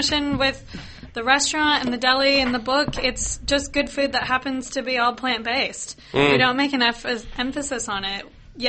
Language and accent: English; Seattle, Washington, United States; moved away as an adult; now in Australia; Yeah, I'm from Seattle